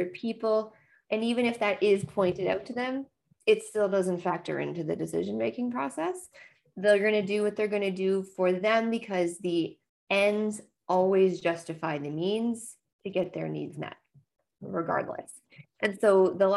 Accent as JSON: {"language": "English", "region": "Nova Scotia", "country": "Canada", "moved": "yes", "lives_now": "Ontario, Canada", "said": "I am a Nova Scotian and currently living far from the ocean. Now I live in Ontario now"}